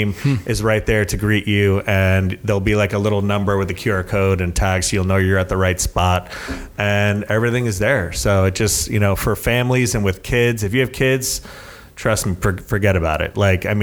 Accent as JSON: {"language": "English", "region": "South Florida", "country": "United States", "tie": "born or raised there", "moved": "yes", "said": "I'm from South Florida. I lived by the beach"}